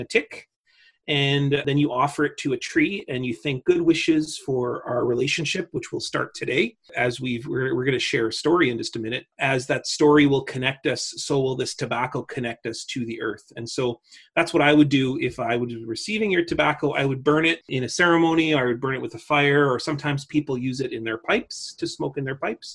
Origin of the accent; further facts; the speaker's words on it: Little Peguis Indian Settlement, Manitoba, Canada; also born or lived in Winnipeg; grew up in a little place called Bungie Peguis or Little Peguis Indian Settlement